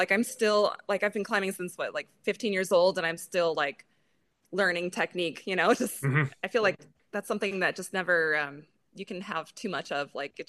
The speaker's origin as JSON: {"language": "English", "town": "Boise", "region": "Idaho", "country": "United States", "tie": "born or raised there", "also_born_or_lived": "Seattle", "said": "Pretty much. I grew up kind of outside of Boise on a farm. And then I did live in Seattle for just under a year."}